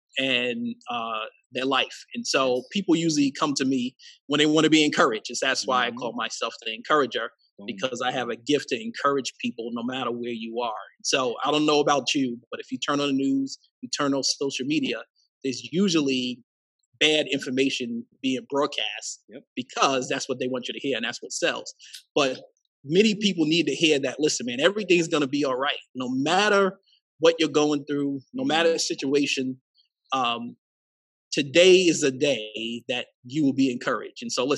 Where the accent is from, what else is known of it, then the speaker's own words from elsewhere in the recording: Queens, New York, United States; born there; And so up until the age of 18, I moved 14 plus different places. I was born in Queens, New York.